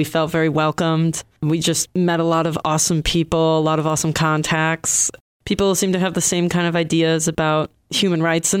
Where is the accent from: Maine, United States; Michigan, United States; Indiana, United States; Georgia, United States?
Michigan, United States; Detroit; moved away as an adult; now in Boston, United States; We hail from Detroit.